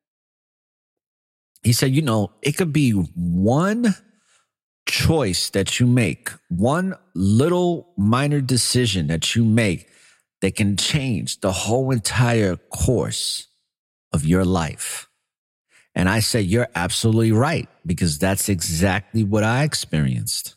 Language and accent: English; New York City, New York, United States; moved away; growing up in New York City